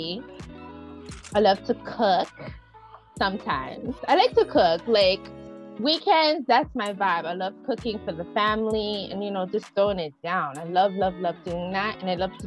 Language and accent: English; Toronto, Ontario, Canada; I'm a Canadian. I'm from Toronto, Canada, Ontario. It's the city that I live in.